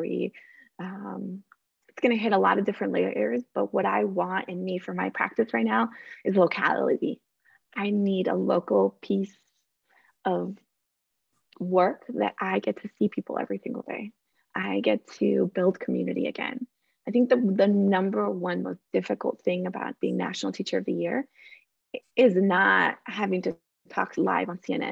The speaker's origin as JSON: {"language": "English", "town": "Phoenix", "region": "Arizona", "country": "United States", "tie": "born or raised there", "also_born_or_lived": "Colombia / Tucson", "said": "I grew up in Phoenix. I went to school in Tucson. I love Arizona"}